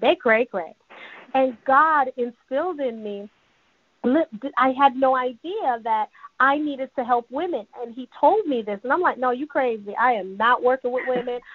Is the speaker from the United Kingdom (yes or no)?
no; New York City, New York, United States; also born or lived in Jamaica; now in Georgia, United States; My dad, my granddad raised me in Jamaica. You know, I'm Jamaican and Cuban, raised in Brooklyn, New York